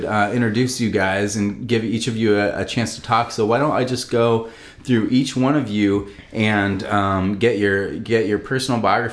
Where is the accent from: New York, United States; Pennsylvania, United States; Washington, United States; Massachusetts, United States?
Washington, United States; Port Townsend; We all grew up in Port Townsend